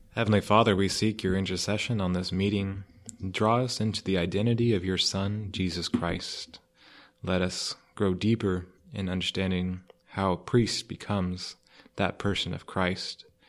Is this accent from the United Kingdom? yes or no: no; Cottonwood, Idaho, United States; moved away; Cottonwood, Idaho is my town. Uh, that's where I grew up.